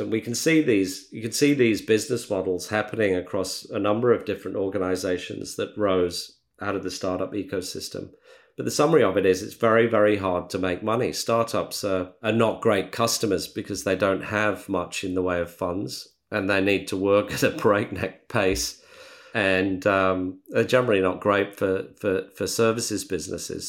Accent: Australia; as Australian entrepreneurs

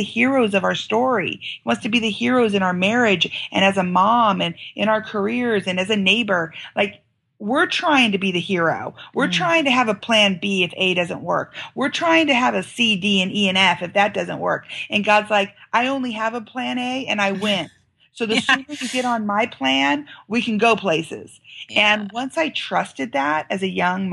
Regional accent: United States; I'm from America

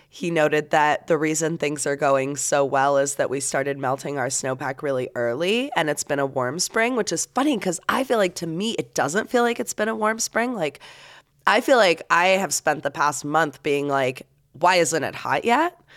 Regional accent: Florida, United States; But like my hometown in Florida, our little tiny hometown airport has a fish tank

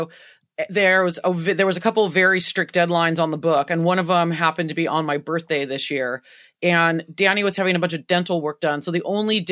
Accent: United States; I'm so American

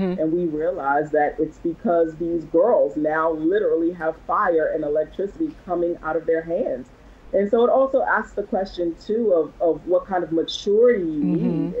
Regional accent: Washington, District of Columbia, United States; moved away as an adult; I was born and raised in Washington, D.C.

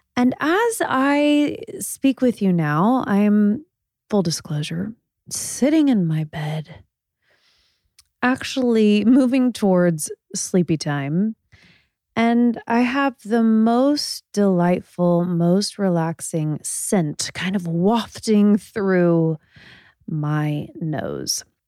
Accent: Indiana, United States; moved away; I'm from Indiana

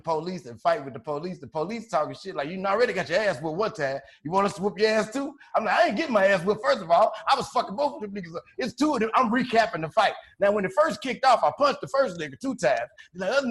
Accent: Chicago, Illinois, United States; I'm from Chicago

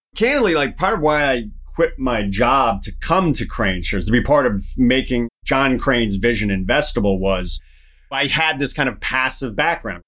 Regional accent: Denver, Colorado, United States; I grew up with family in Denver

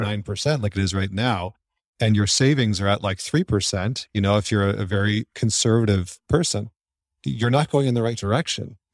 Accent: Canada; moved away; I'm originally from Canada

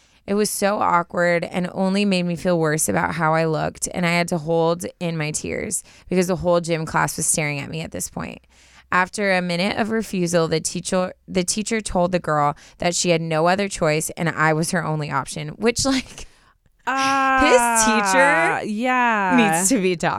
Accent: Canada

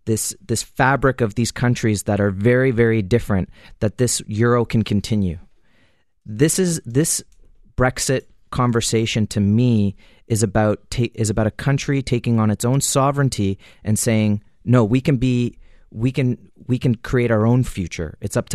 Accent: Canada; And as a Canadian, 15 years ago, it would have cost you $500-$600 to buy an ounce of gold.

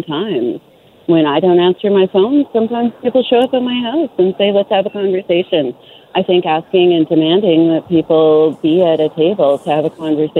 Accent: Prince George, British Columbia, Canada; also born or lived in Dawson Creek, British Columbia; I grew up in Prince George in Dawson Creek

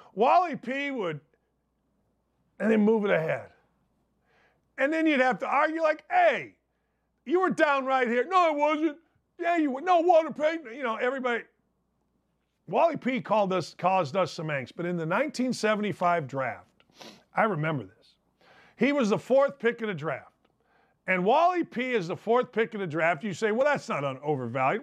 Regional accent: Merrillville, Indiana, United States; I grew up outside Chicago, Maryville, Indiana

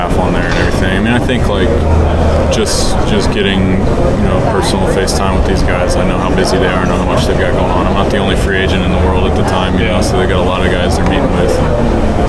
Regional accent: Texas, United States; my hometown team

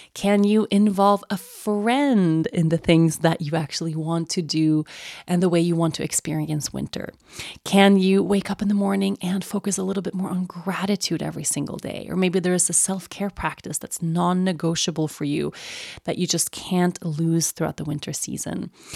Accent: Sweden; moved away as an adult; growing up in Sweden, and Sweden is a really cold and dark place in the winter months

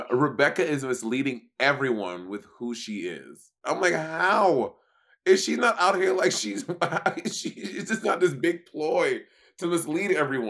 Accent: New York, United States; Yeah, in New York specifically, but also I grew up in the New York scene

